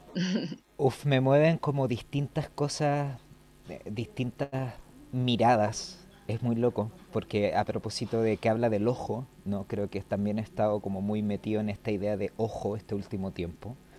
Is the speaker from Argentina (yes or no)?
no; Chile; moved away as an adult; also born or lived in Madrid, Spain; nos cruza como chilenos